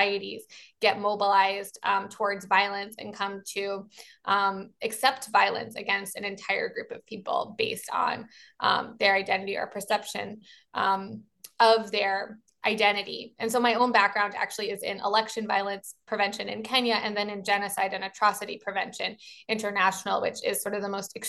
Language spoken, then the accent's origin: English; Baltimore, Maryland, United States; I'm from Baltimore, so I'm a Baltimorean